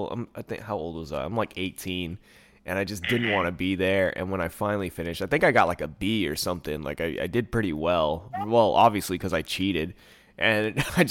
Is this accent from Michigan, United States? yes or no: no; Bay Area, California, United States; also born or lived in Hayward / San Leandro / Oakland / Antioch; I've always lived in the Bay Area. I was born in Hayward, but I've like moved around. So there's like, I was like in the San Leandro, Oakland area till I was like 8. And then I moved like East Bay, like Antioch.